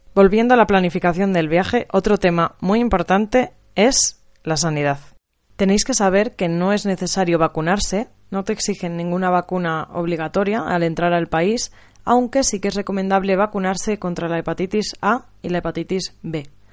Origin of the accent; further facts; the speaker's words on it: Spain; era de España